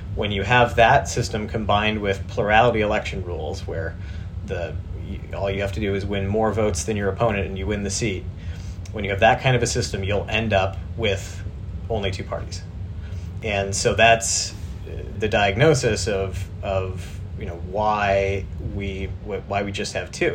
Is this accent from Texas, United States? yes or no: no; South Dakota, United States; moved away; I'm from South Dakota originally